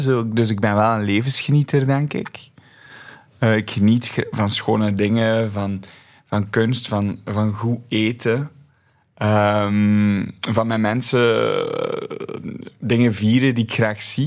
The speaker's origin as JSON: {"language": "Dutch", "area": "Flemish countryside", "region": "Flanders", "country": "Belgium", "tie": "born or raised there", "said": "Ik ben opgegroeid op het Vlaamse platteland."}